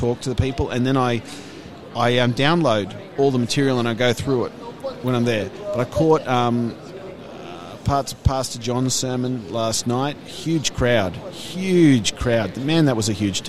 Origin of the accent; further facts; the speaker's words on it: Australia; moved away as an adult; also born or lived in Denmark; I'm originally from Australia